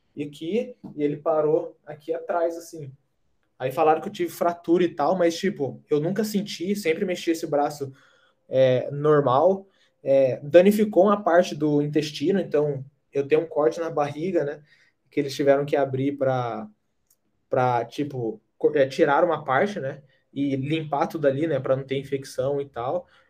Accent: Brazil; moved away as an adult; a gente é do Brasil

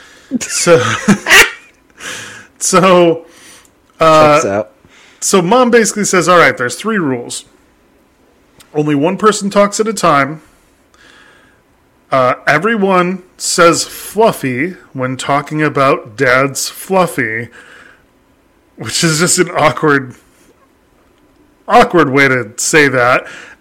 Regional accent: Australia; See, I know that because I'm native Australian.

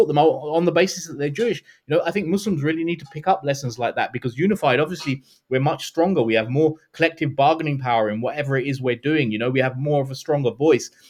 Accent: London, United Kingdom; we grew up in London with a dearth, with nothing

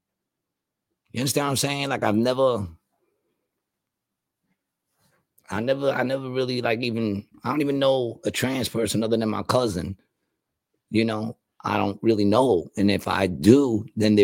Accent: Puerto Rico; I'm saying that as a Puerto Rican from the hood

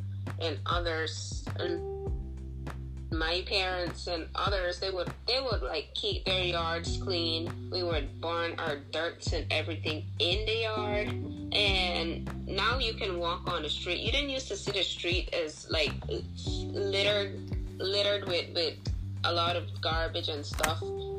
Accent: Coxen Hole, Bay Islands, Honduras; also born or lived in Watering Place, Roatán; I am originally from Watering Place on Rattan, but most of my life, I pretty much grew up in Cox and Hole, where my grandma lived.

